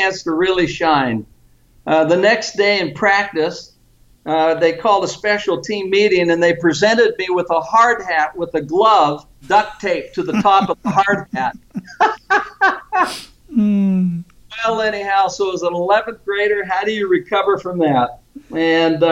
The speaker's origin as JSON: {"language": "English", "town": "Vallejo", "region": "California", "country": "United States", "tie": "born or raised there", "also_born_or_lived": "San Francisco, California", "moved": "as an adult", "said": "I was raised in Vallejo, California"}